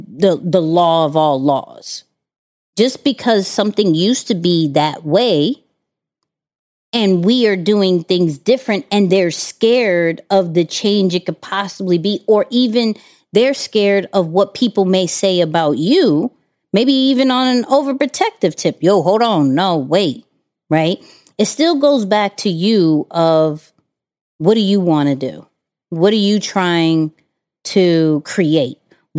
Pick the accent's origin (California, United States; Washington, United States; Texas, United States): Texas, United States; Houston; I came from Houston, and, you know, I had my mother died